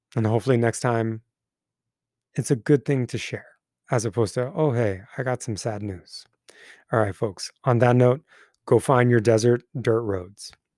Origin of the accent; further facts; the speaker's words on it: Twentynine Palms, California, United States; moved away; the land that my hometown lives on